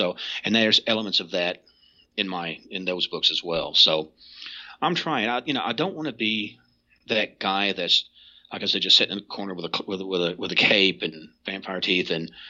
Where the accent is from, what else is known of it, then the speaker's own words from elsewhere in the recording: Kentucky, United States; So you may look at a book and go, well, I'm from Eastern Kentucky.